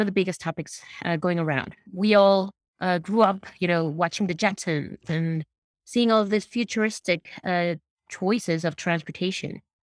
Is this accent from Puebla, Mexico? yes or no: yes; Puebla, Mexico; my hometown has one of the, it's called Puebla.